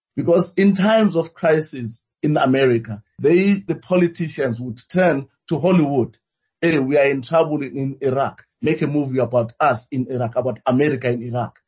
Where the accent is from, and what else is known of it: South Africa